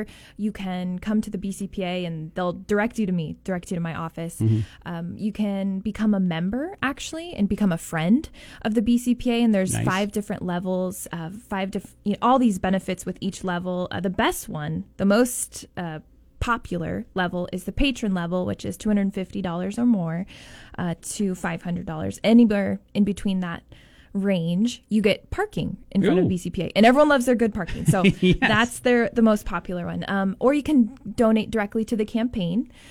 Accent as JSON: {"language": "English", "region": "California", "country": "United States", "tie": "born or raised there", "also_born_or_lived": "Ukraine", "moved": "as an adult", "said": "I grew up, born and raised in California"}